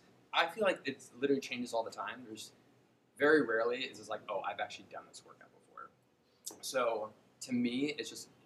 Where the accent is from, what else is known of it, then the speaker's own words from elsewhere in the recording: outside of Chicago, Illinois, United States; now in New Jersey, United States; I was born outside of Chicago. Live here with my husband, Gustavo